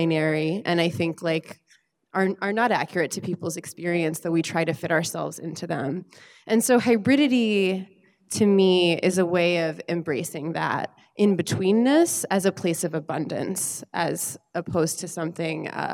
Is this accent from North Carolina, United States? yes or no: yes; North Carolina, United States; I was born and raised in North Carolina.